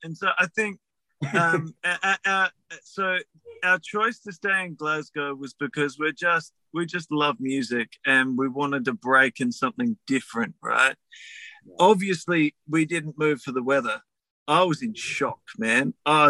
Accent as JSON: {"language": "English", "country": "Australia", "said": "I'm Australian. I put up with 40 fucking degrees."}